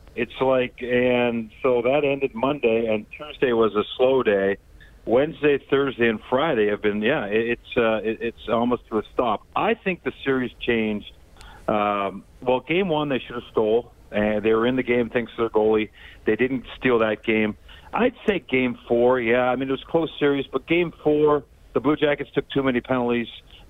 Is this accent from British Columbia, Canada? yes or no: yes; Vancouver Island, British Columbia, Canada; I grew up on Vancouver Island. The Oilers were a big part of my childhood in the 80s